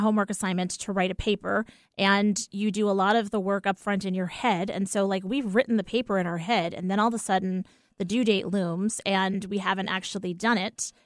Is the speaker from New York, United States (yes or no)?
yes; New York, United States; I'm a New Yorker.